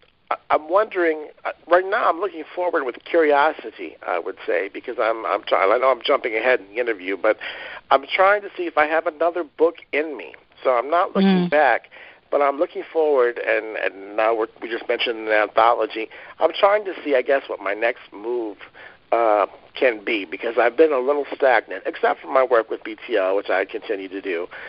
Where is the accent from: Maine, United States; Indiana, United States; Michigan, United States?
Michigan, United States; Detroit; also born or lived in North Carolina; I lived in North Carolina, and in all the places that I've gone to, I always love being able to say I'm from Detroit.